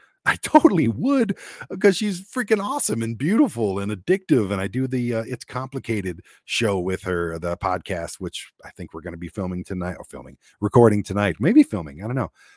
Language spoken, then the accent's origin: English; Detroit, Michigan, United States; growing up in Detroit where I was, um, vastly a minority